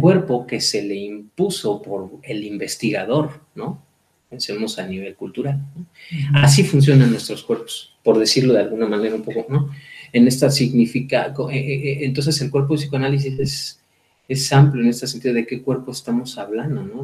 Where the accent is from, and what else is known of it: Mexico